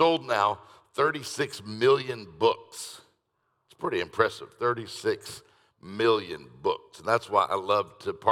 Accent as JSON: {"language": "English", "town": "Detroit", "region": "Michigan", "country": "United States", "said": "I'm from Detroit"}